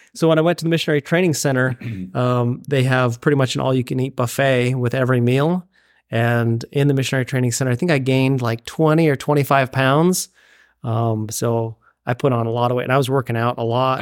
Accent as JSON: {"language": "English", "town": "Payson", "region": "Utah", "country": "United States", "tie": "born or raised there", "also_born_or_lived": "Indiana", "moved": "as an adult", "lives_now": "Oregon, United States", "said": "born and raised in Payson, Utah, small town of about eight thousand"}